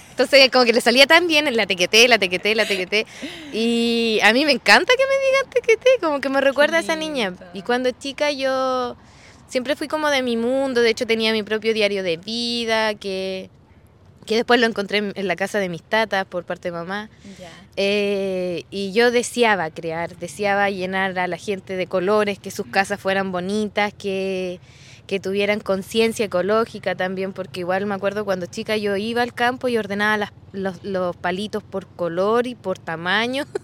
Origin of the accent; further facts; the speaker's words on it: Nacimiento, Biobío, Chile; also born or lived in Los Ángeles, Chile / Temuco, Chile; Pero nacimos en Los Ángeles donde era un embarazo complicado, veníamos dos y todo. Ya. Pero nos, eh, nos criamos aquí en nacimiento.